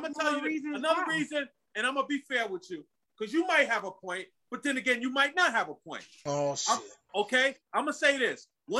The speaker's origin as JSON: {"language": "English", "town": "New York City", "region": "New York", "country": "United States", "tie": "born or raised there", "said": "I call Brooklyn, Crooklyn, and I was born in Kings County Hospital."}